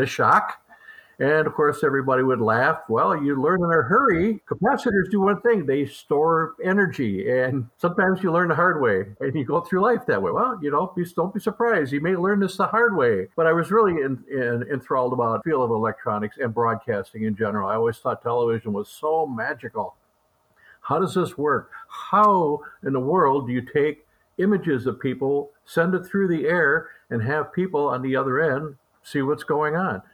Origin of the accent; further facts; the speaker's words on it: Columbus, Wisconsin, United States; I grew up near Columbus, Wisconsin, so not too far from Dairy Expo here in Madison. And I grew up in rural Columbia County